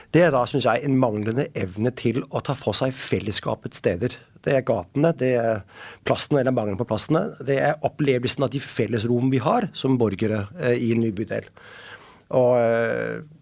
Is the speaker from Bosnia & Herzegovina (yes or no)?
no; Denmark; Norwegian is a second language; moved away as an adult; now in Oslo, Norway; jeg er dansk